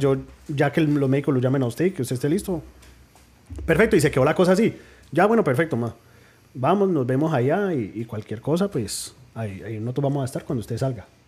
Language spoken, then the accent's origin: Spanish; New Jersey, United States; de padres colombianos nacido en New Jersey